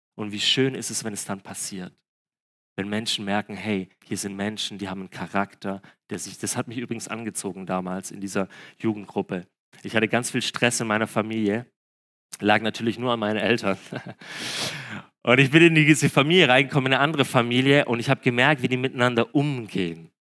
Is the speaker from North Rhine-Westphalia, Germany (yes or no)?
no; Breisgau, Baden-Württemberg, Germany; Bei uns im Breisgau im Süden